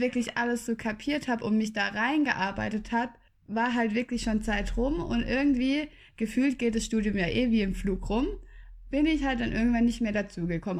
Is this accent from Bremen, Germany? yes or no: no; Freiburg, Baden-Württemberg, Germany; moved away as an adult; also born or lived in Tübingen; in meiner Heimatstadt, also ich habe mir in Tübingen nichts Neues gesucht, weil ich komme aus Freiburg